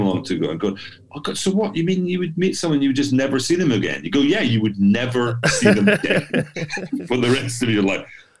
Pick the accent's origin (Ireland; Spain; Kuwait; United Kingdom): United Kingdom; Edinburgh, Scotland; moved away; I'm from Edinburgh and I work in Glasgow a lot.